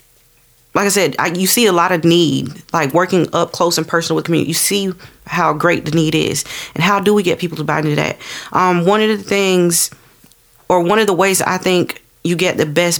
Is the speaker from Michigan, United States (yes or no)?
no; Florence, South Carolina, United States; I'm from North Florence